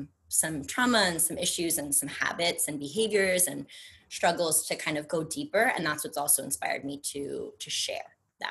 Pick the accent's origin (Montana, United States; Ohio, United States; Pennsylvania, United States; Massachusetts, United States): Massachusetts, United States; Brookline; moved away as an adult; also born or lived in New York / Louisiana / Arizona; now in Los Angeles, United States; I grew up in Brookline, Massachusetts